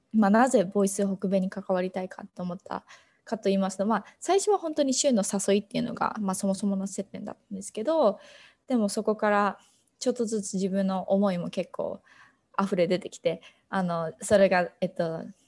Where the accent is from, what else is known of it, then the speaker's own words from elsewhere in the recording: Nagoya, Aichi, Japan; moved away as an adult; now in Boston, United States; 私はずっと名古屋で育って